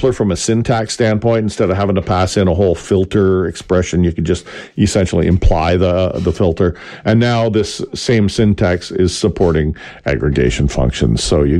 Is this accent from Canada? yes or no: yes; Canada; I'm Canadian.